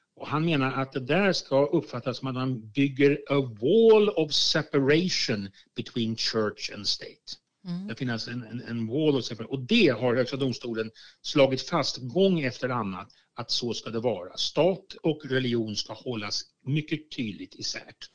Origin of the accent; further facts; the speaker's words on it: Sweden; jag som sekulariserad svensk